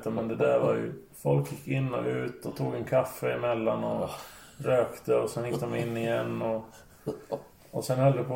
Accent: Finland; also born or lived in Södertälje; som finne är man rätt härdad så.

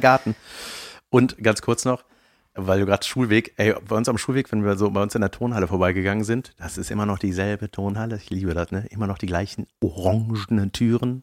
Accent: Buschhoven, North Rhine-Westphalia, Germany; in meinem Ort, wo ich herkomme, Buschhofen

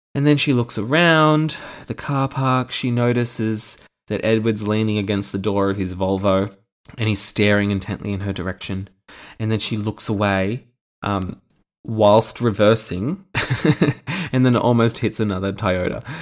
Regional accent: Australia; Being an Australian

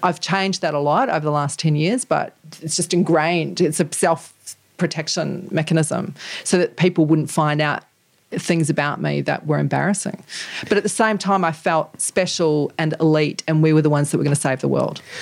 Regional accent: New Zealand; the culture that I grew up in in New Zealand

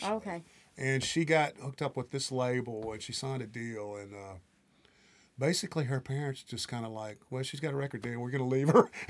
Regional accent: Tornado Alley, United States; And basically, see, I grew up in Tornado Alley. Where I'm from, we would have tornadoes all the time

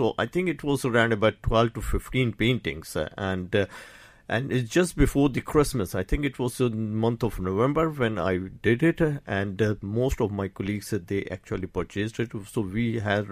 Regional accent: Karachi, Sindh, Pakistan; moved away as an adult; now in Ireland; I did my schooling in Karachi

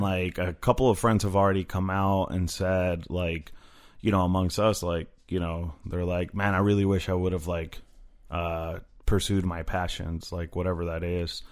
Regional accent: Phoenix, Arizona, United States; also born or lived in Koreatown, Los Angeles; now in Los Angeles, United States; I grew up in Phoenix

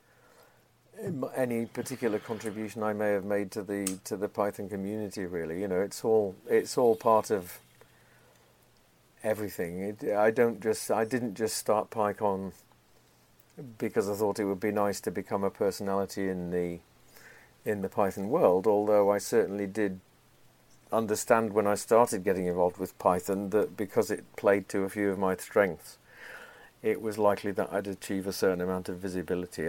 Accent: Yorkshire and the Humber, United Kingdom; moved away as an adult; also born or lived in Portland, United States / East Coast, United States; now in United States; I come from Yorkshire, and we're supposed to be blunt there, too

